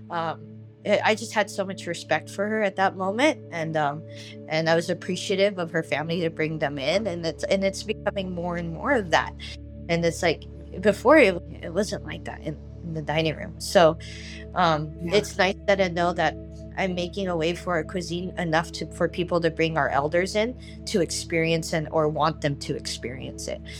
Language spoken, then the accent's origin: English; Philippines; And she sees me, and I'm Filipino, and they're like, "Oh, you're Yeah. Filipino." I'm like, "Yeah, I'm Filipino." I'm like, "How are you?" And she starts talking to me in Tagalog, and I answer in English